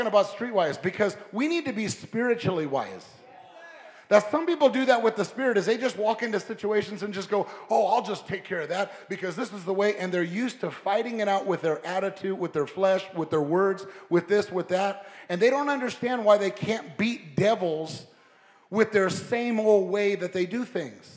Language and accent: English; Long Beach, California, United States; also born or lived in La Puente, California; I was raised in Southern California, and I was raised as a kid in Long Beach, and I went to high school in the city of La Puente